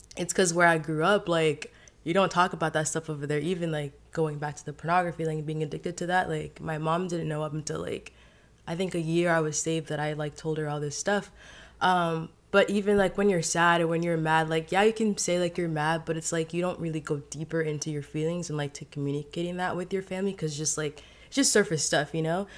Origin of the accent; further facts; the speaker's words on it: Haiti; now in United States; I grew up in Haiti. I was raised, born and raised there, and so I came into America.